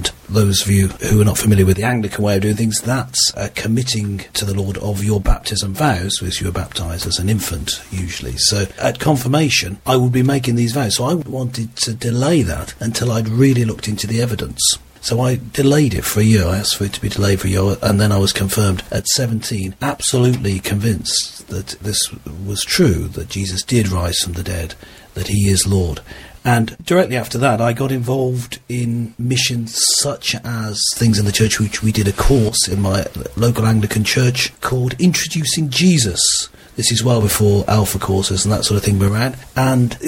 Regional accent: Redditch, West Midlands, United Kingdom; moved away; also born or lived in Birmingham / China / London; I was born in Birmingham and I grew up around Birmingham, actually in Redditch, just south of Birmingham.

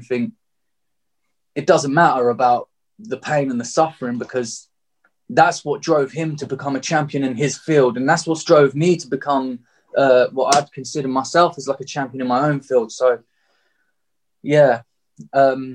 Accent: Margate, South East England, United Kingdom; I was born and raised in Margate

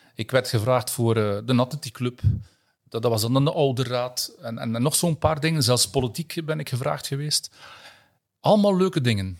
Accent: Flanders, Belgium

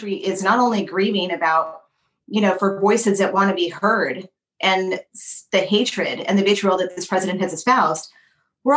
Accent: El Paso, Texas, United States; My hometown of El Paso

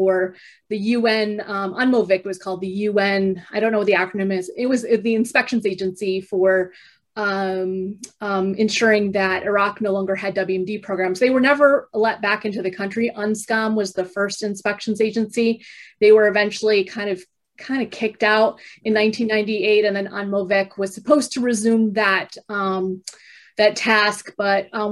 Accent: Michigan, United States; moved away as an adult; also born or lived in Germany; I'm originally from Michigan, grew up in Michigan, spent most of my life there

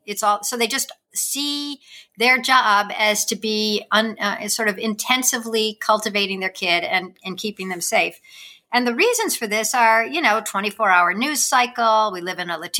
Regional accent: Wilmette, Illinois, United States; I grew up in the suburbs of Chicago

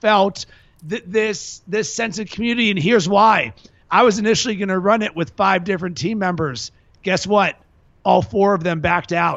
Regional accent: Pittsburgh, Pennsylvania, United States; now in Chicago, United States; I'm from Pittsburgh

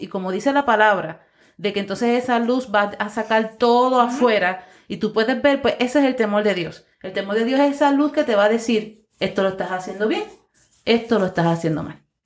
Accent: Puerto Rico; nosotros como puertorriqueños

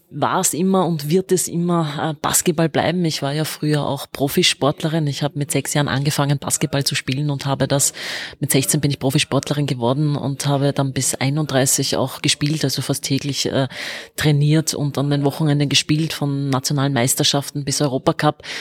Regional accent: Vienna, Austria; bin, äh, wie man so sagt, eine waschechte Wienerin. Ich bin in Wien geboren und lebe mein ganzes Leben schon in Wien.

